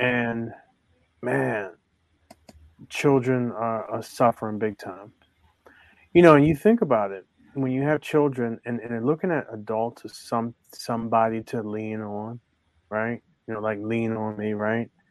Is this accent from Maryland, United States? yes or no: yes; Baltimore, Maryland, United States; I grew up in Baltimore